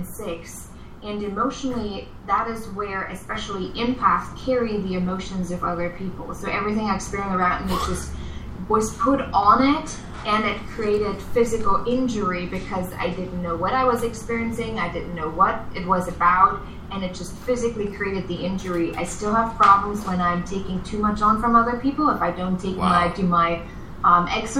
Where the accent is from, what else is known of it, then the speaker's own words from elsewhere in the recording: East Germany, Germany; English is a second language; I grew up in East Germany.